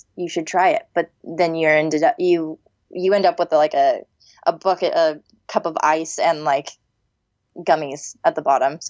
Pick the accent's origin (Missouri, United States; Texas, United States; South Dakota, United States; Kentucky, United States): Texas, United States; I'm from Texas, so my analogies are a little weird.